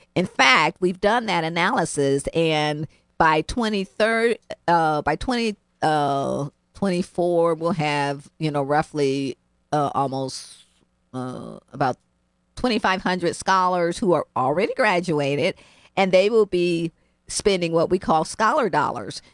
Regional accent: Cleveland, Ohio, United States; now in New Haven, United States; I grew up in Cleveland, Ohio

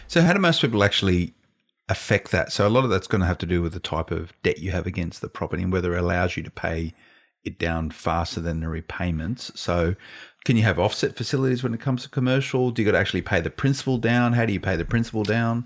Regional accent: Blacktown, New South Wales, Australia; I grew up around Blacktown Way

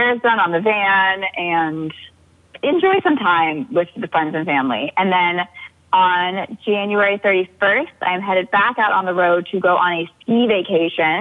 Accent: Leavenworth, Washington, United States; I'm from Washington, Leavenworth

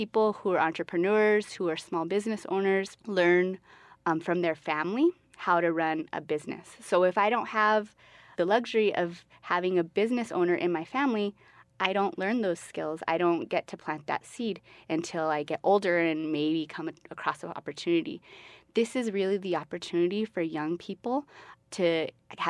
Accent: Albuquerque, New Mexico, United States; I'm originally from Albuquerque. I'm from the West Side. I went to John Adams Middle School, and I went to West Mesa High School

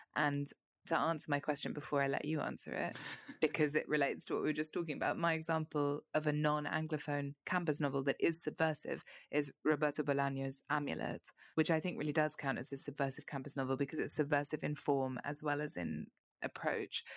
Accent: London, United Kingdom; as a Londoner who's been to America

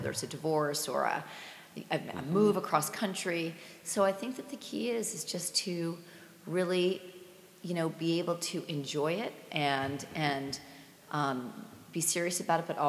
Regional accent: Basking Ridge, New Jersey, United States; I grew up in Basking Ridge, New Jersey

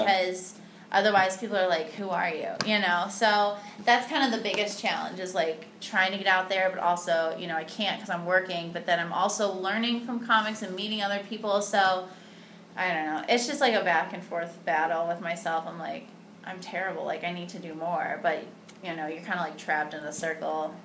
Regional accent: Cleveland, Ohio, United States; moved away as an adult; now in Chicago, United States; I'm from like the suburbs of Cleveland

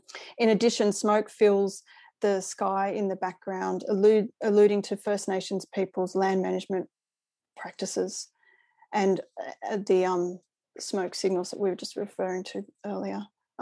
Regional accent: New South Wales, Australia; now in Melbourne, Australia; I'm a settler Australian of English ancestry and I was born and raised on and educated on Wurundjeri country in what is now New South Wales. I'm speaking from Melbourne's north today.

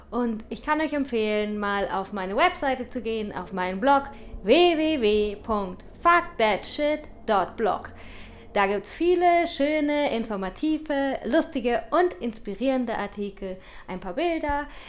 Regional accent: St. Leon-Rot, Baden-Württemberg, Germany; Ich komme aus St. Leon Roth.

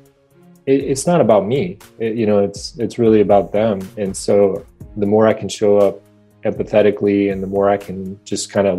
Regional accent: Midwest, United States; now in West Coast, United States; I grew up in the Midwest

